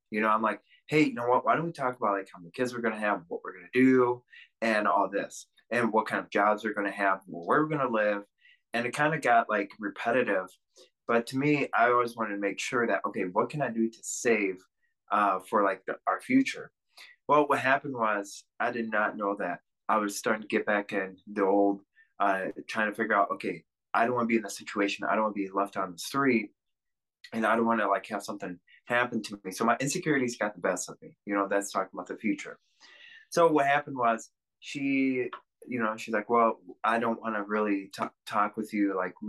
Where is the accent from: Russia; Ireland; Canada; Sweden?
Russia; born there; So when I was born in Russia, I was given up to an orphanage immediately.